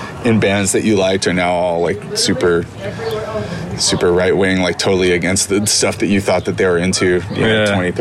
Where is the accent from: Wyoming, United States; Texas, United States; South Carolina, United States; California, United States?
California, United States; Santa Barbara; also born or lived in Vermont / Weymouth, Massachusetts / upstate New York; I grew up in Santa Barbara